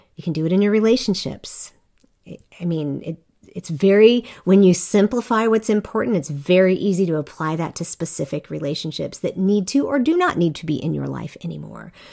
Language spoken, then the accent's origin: English; South Korea; I grew up in Korea